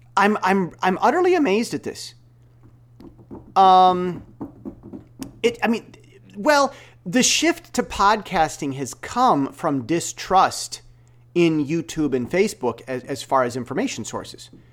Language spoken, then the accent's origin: English; United States; now in Taiwan; I'm an American self-taught software developer, Bible-trained, uh, stock exchange moderator, uh, that's, that's living in Taiwan